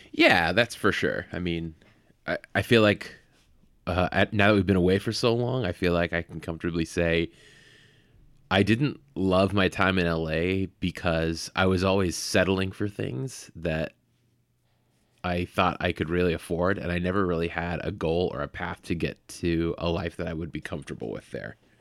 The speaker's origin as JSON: {"language": "English", "area": "the Bay Area", "region": "California", "country": "United States", "tie": "born or raised there", "also_born_or_lived": "Los Angeles", "said": "I grew up in the Bay"}